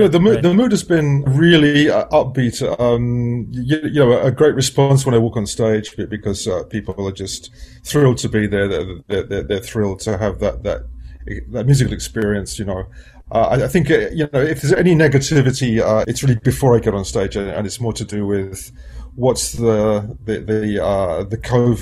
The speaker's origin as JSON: {"language": "English", "region": "London", "country": "United Kingdom", "tie": "born or raised there", "said": "a teenager growing up in London"}